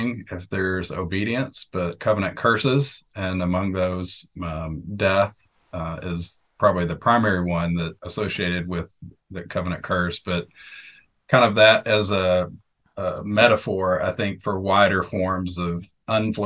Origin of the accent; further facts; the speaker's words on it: Arkansas and then Texas, United States; moved away as an adult; also born or lived in Houston, Texas; now in Cheltenham, United Kingdom; I was born and raised in Arkansas and then Texas, so the South.